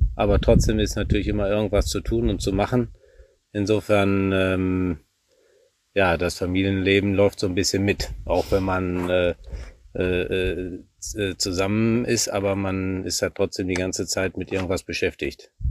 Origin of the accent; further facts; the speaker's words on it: Warendorf, North Rhine-Westphalia, Germany; gebürtiger Warendorfer